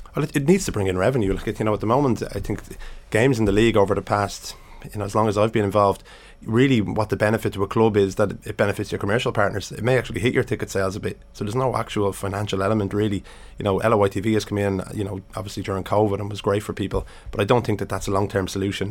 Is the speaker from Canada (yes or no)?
no; Dublin, Leinster, Ireland; I grew up in Finglas